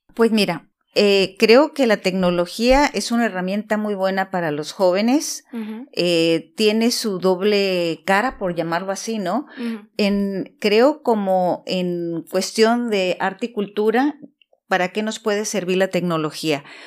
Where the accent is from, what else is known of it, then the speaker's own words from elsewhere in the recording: Tijuana, Baja California, Mexico; En una bella ciudad fronteriza que se llama Tijuana